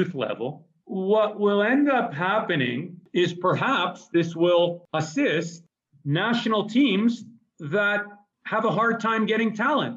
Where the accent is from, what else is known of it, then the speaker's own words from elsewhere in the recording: Israel; also born or lived in Canada; now in Mexico; I was born in Israel and I went to Canada